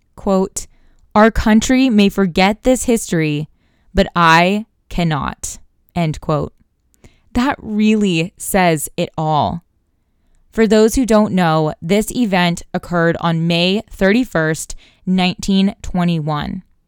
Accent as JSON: {"language": "English", "town": "Tulsa", "region": "Oklahoma", "country": "United States", "tie": "born or raised there", "said": "I am from Tulsa, Oklahoma"}